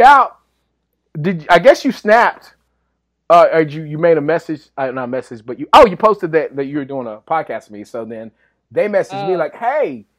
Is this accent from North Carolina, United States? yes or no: no; West Texas, United States; I'm from West Texas.